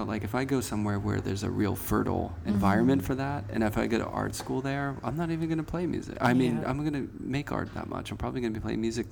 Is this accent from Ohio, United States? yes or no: no; Pittsburgh, Pennsylvania, United States; I'm from Pittsburgh.